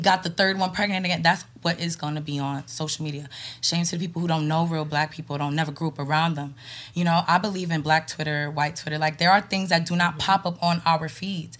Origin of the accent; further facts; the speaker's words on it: New York, United States; I'm from New York. I'm, I'm lived in New York my whole life